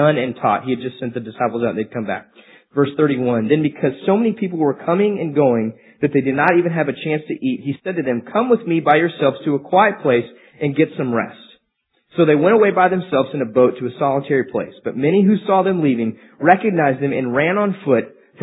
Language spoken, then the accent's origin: English; Amarillo, Texas, United States; I'm from Amarillo, so it's just kind of inbred in us what we have to listen to. We drove trucks, we wore boots, we listened to country music.